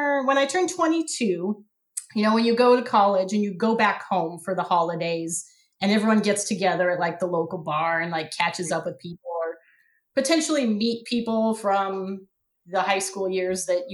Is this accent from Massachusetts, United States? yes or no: no; Western Washington, United States; also born or lived in Seattle; I grew up in Western Washington